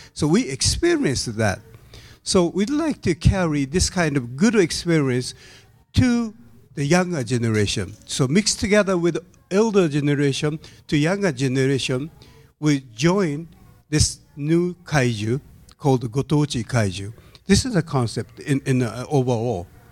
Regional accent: Tokyo, Japan; English is a second language; I'm from Tokyo side. I'm so familiar with natto since I'm a childhood

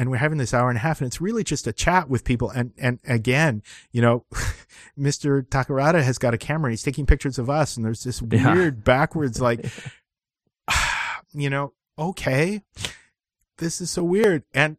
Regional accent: Vancouver, British Columbia, Canada; I'm from Vancouver, BC, and I also have webbed feet.

